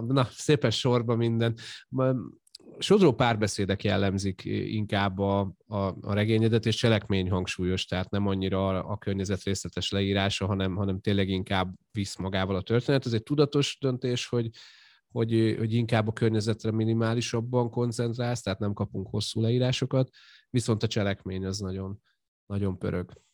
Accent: Győr, Győr-Moson-Sopron, Hungary; én mondjuk Győri vagyok, így Győrben élek

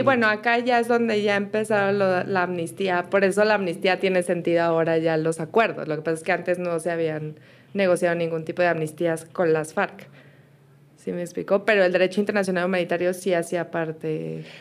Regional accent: Mexico; now in Colombia; Yo todavía soy mexicana

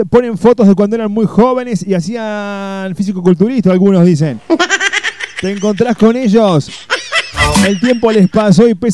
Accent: Río Ceballos, Córdoba, Argentina; de Río Ceballos.

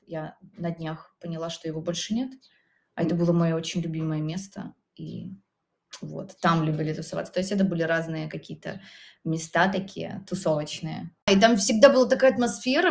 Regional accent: Minsk Region, Belarus; now in Minsk, Belarus; я сама родом из Минской области

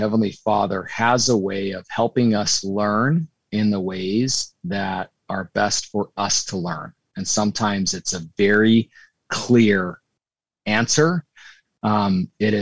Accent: Utah, United States; moved away; also born or lived in New York City; we're both from Utah

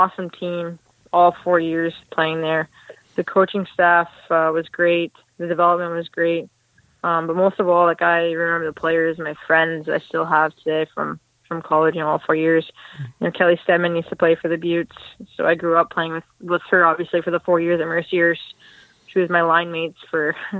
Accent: Picton, Ontario, Canada; moved away as an adult; also born or lived in Minsk; now in Buffalo, United States; I'm from a small town, Picton, Ontario. That's kind of where I grew up.

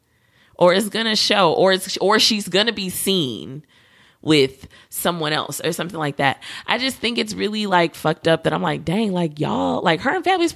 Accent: New York, United States; I'm from New York too

